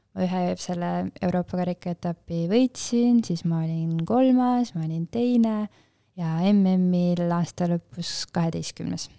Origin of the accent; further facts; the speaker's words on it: Pajusti, Lääne-Viru County, Estonia; me oleme Pajustist pärit